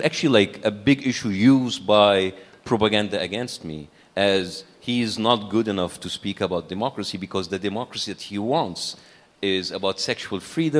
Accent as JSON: {"language": "English", "town": "Cairo", "region": "Cairo Governorate", "country": "Egypt", "tie": "born or raised there", "said": "We were middle class, as I said, and we feel we're privileged, according like to a country like Egypt, a developing country like Egypt."}